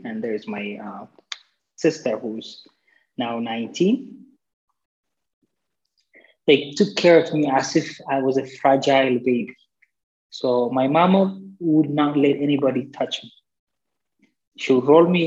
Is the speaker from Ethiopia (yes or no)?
yes; Addis Ababa, Ethiopia; I was born and raised in Addis Ababa, Ethiopia